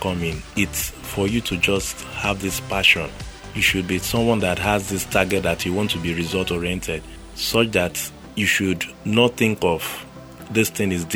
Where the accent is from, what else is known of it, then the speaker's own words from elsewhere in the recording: Lagos, Nigeria; also born or lived in Port Harcourt; where I grew up in Ajegunle, there was nothing like tech then